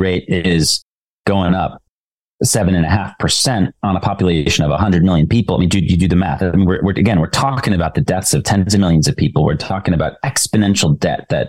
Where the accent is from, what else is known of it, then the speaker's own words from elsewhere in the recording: United States; being an American and being part of this tradition